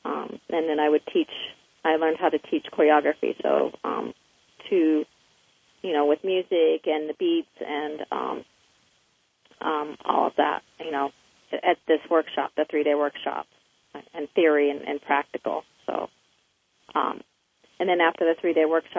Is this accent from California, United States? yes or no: no; Las Vegas, Nevada, United States; moved away as an adult; now in Florida, United States; I grew up in Las Vegas, Nevada